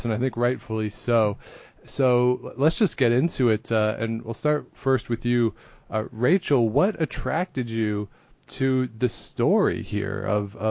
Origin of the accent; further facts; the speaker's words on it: Canada; I'm a Canadian who's grown up in Canada